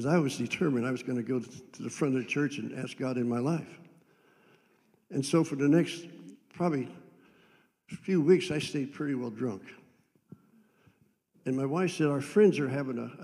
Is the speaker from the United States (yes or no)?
yes; Andover, Ohio, United States; I was raised in Andover, Ohio.